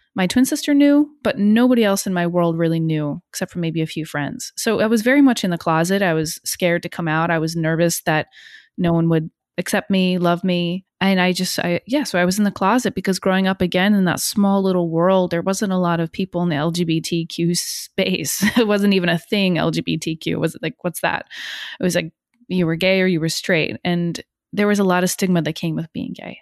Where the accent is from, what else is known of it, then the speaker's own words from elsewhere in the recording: northern New Jersey, United States; moved away as an adult; also born or lived in Hong Kong; now in Brooklyn, United States; I grew up in New Jersey, a little tiny town in, uh, northern Jersey